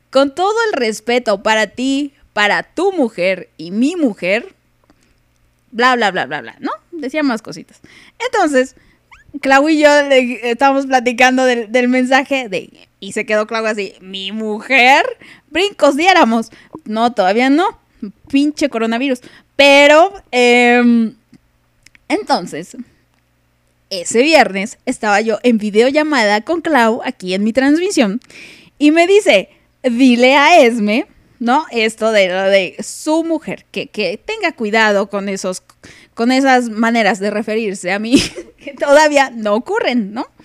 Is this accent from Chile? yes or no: yes; Chile; accent: Chilean; Joder, joder, que no quiero perder mi acento español, que diga mi acento chileno